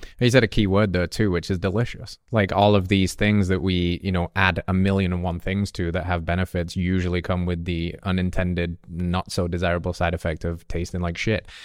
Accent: England, United Kingdom; moved away; I grew up in England where coffee culture is, is only just coming

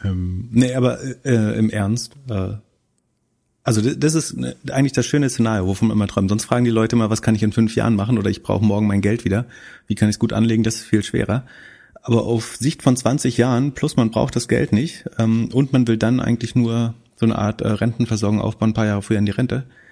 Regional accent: Greifswald, Mecklenburg-Vorpommern, Germany; in meiner Heimatstadt

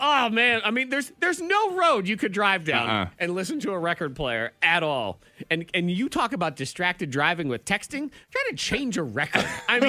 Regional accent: New England, United States; moved away; I grew up in New England where, you know, the ocean and the stuff.

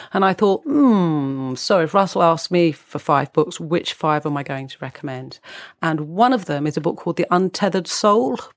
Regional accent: United Kingdom; as we're British

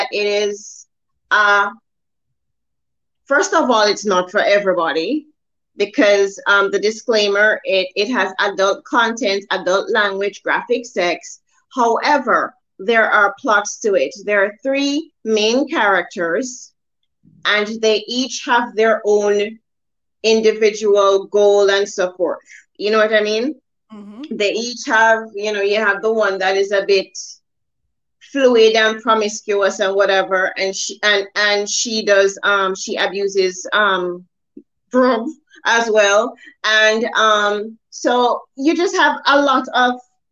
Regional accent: Jamaica; now in Atlanta, United States; I'm Jamaican.

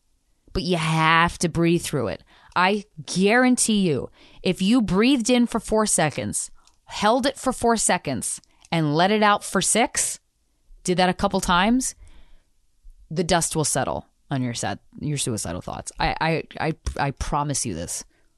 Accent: Arizona, United States; Grandfather was in the military and I grew up in Arizona.

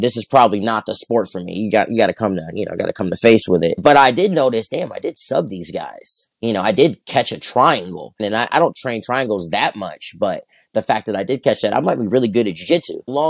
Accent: Flint, Michigan, United States; born or raised there; also born or lived in Culver City, California; now in Torrance, United States

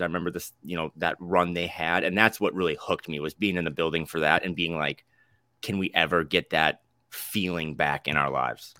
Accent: North Dakota, United States; now in Portland, United States; I'm from North Dakota, born and raised

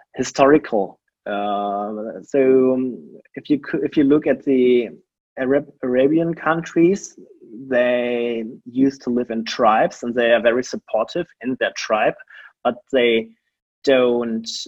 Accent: Germany; I grew up in a very small town in Germany

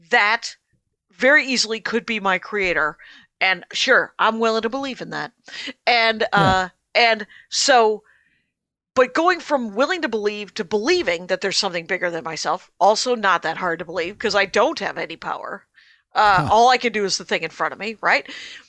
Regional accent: Wisconsin, United States; And I was raised in the Armenian church, which is blessedly entirely in Armenian, which means I could believe whatever I want.

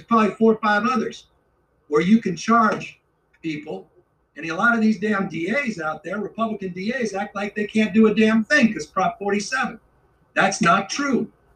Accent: California, United States; as a Californian

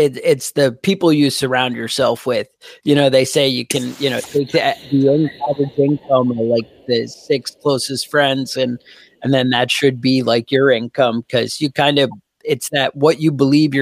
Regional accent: New York, United States; I'm from New York

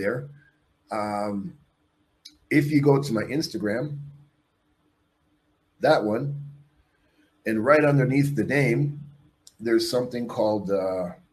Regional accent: Canada; also born or lived in Mexico; I'm a Canadian who left Mexico. I'm a Mexican citizen.

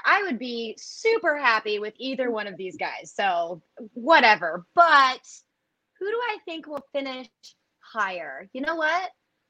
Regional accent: St. Louis, Missouri, United States; I'm from St. Louis.

